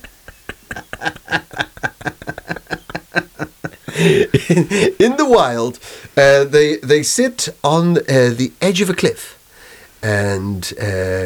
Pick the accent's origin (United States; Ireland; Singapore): Ireland; Dublin; growing up in Dublin